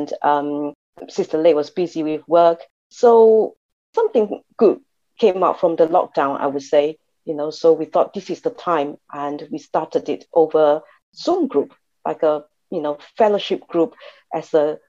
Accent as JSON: {"language": "English", "country": "Malaysia", "tie": "born or raised there", "moved": "yes", "lives_now": "United Kingdom", "said": "I come originally from Malaysia, from a Chinese family, quite a traditional family"}